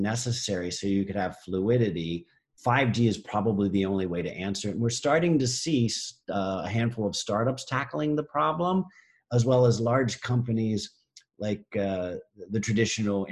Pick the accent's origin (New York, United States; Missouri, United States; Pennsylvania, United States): Pennsylvania, United States; now in California, United States; I'm from Pennsylvania.